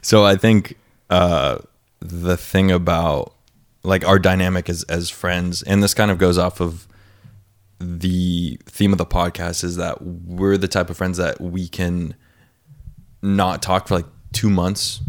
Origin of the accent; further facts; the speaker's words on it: North County, San Diego County, California, United States; also born or lived in Escondido; I'm from North County